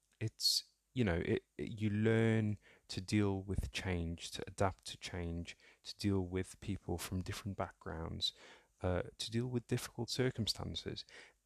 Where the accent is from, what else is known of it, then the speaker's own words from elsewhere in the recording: North Holland, Netherlands; also born or lived in Somalia; And my family settled in Holland, in a small town just outside Amsterdam. So I grew up in Holland, and shout out to any Dutch listeners, whether Somali or otherwise, who may be listening to the podcast.